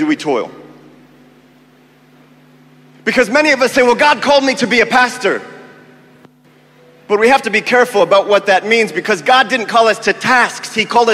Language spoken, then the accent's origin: English; United States; moved away as an adult; now in Kenya; I am American by birth, but I claim my Kenyan identity